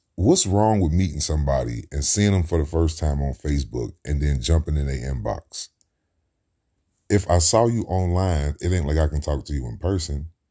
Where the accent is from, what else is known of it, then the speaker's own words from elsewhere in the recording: Cincinnati, Ohio, United States; I grew up in Cincinnati, Ohio, in the Midwest.